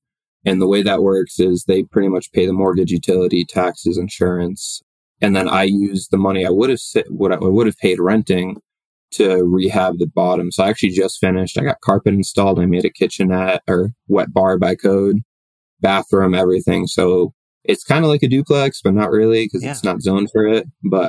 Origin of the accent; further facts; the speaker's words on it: Boston, Massachusetts, United States; now in Colorado, United States; I moved to Colorado originally from Boston.